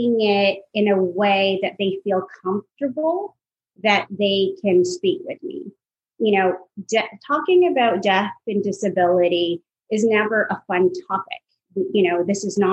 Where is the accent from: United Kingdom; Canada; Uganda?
Canada; Toronto, Ontario; also born or lived in Iowa, United States / Miami, Florida, United States; now in Atlanta, United States; I grew up in Toronto, Canada, so it was a very multicultural environment, very diverse environment. And then my family moved down to Atlanta in 1994